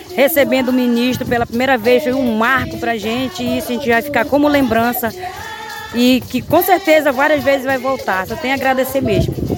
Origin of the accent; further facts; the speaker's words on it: Vista Alegre do Capixauã village, Resex Tapajós-Arapiuns, Pará, Brazil; minha comunidade, minha aldeia Vistaraí do Capixauã